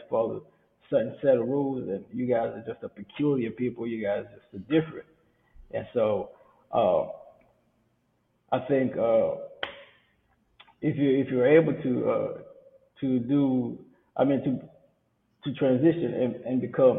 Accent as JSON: {"language": "English", "country": "Kenya", "moved": "yes", "said": "we come from Kenya"}